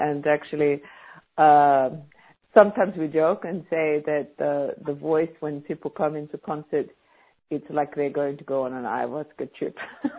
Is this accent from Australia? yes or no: yes; Australia; now in Russia; I'm from Australia